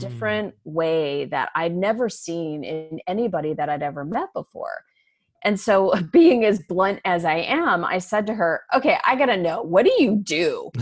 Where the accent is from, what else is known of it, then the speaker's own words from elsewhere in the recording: Arizona, United States; moved away as an adult; also born or lived in Chicago; I was born and raised in Arizona, I moved to Chicago after college